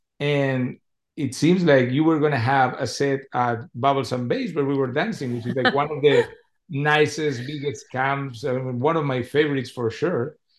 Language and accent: English; Spain; I told him I was from Spain.